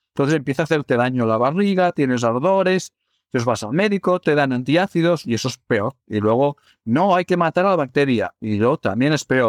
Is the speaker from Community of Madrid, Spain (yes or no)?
no; Barcelona, Catalonia, Spain; yo soy de Barcelona